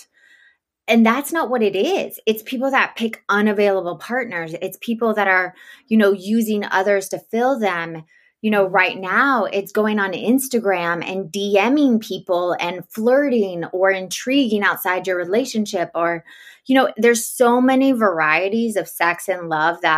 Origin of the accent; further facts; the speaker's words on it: the South, United States; now in Los Angeles, United States; I was raised in the South